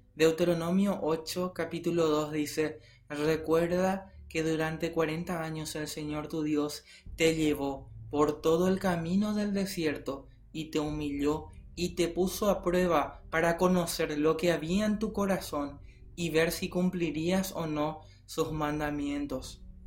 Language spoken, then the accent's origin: Spanish; Paraguay; como paraguayos mismos